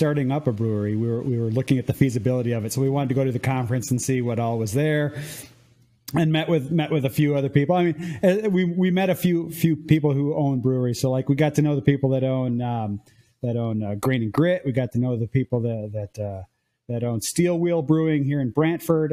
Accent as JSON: {"language": "English", "region": "Illinois", "country": "United States", "moved": "as an adult", "lives_now": "Ontario, Canada", "said": "I'm originally from Illinois"}